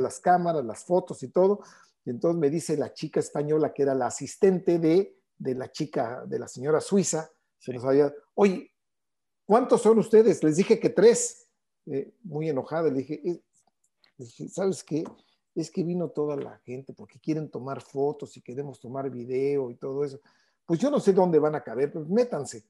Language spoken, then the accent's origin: Spanish; Mexico City, Mexico; ahí nací prácticamente en el Deportivo Chapultepec